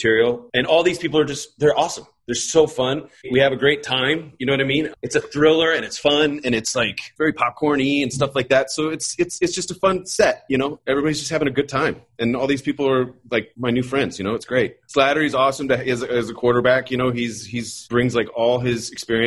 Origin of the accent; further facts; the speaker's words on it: Iowa, United States; I'm from Iowa. My dad worked for John Deere.